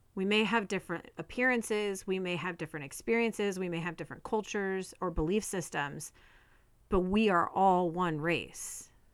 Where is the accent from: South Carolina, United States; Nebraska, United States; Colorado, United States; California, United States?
California, United States; moved away; also born or lived in Arizona / Oregon; I grew up in California, and then moved to Arizona